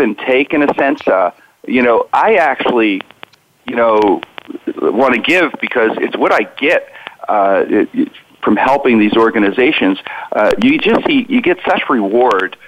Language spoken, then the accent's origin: English; Pittsburgh, Pennsylvania, United States; I grew up in the Strip District, an area in Pittsburgh, right by downtown